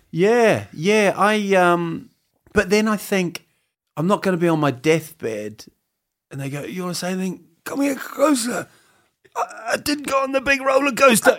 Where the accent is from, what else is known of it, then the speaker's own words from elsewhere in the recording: New Zealand; moved away as an adult; also born or lived in Huddersfield, England; now in Sweden; I grew up in New Zealand